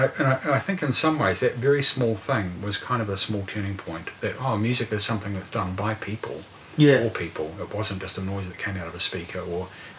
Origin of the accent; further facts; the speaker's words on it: Otara, Auckland, New Zealand; also born or lived in Palmerston North; And then we went to South Auckland. We lived in Otara where I started school.